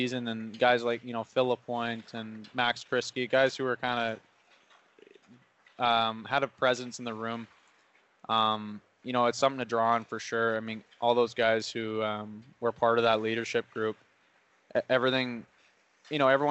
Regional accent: West Kelowna, British Columbia, Canada; also born or lived in Surrey, British Columbia; now in Trail, Canada; my hometown of West Kelowna

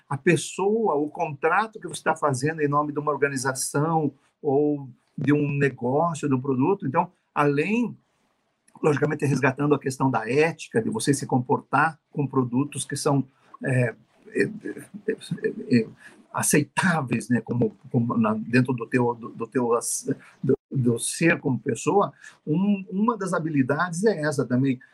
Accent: Brazil; nós somos brasileiros, eu sou brasileiro

